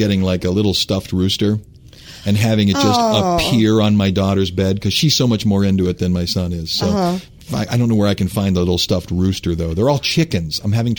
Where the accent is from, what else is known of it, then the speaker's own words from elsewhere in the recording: Cleveland, Ohio, United States; now in New Orleans, United States; I grew up in Cleveland. Snow was over our heads.